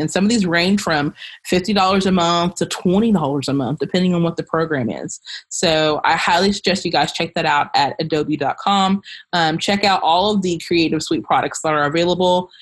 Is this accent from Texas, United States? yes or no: no; Kentucky, United States; I am from Kentucky